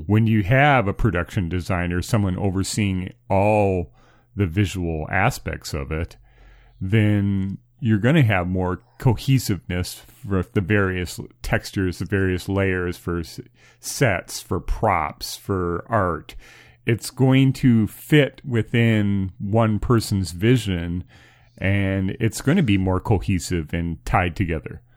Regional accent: United States; as an American

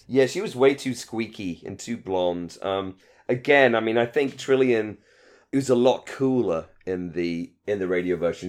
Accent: United Kingdom; in Britain, we hate having crap jobs

